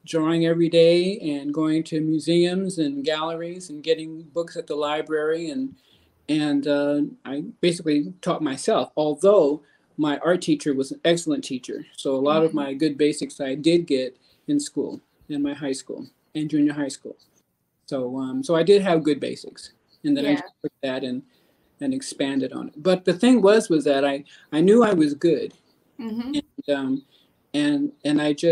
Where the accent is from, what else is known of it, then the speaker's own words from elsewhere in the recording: Omaha, Nebraska, United States; moved away as an adult; now in California, United States; I'm from Omaha, Nebraska, and interesting place to grow up.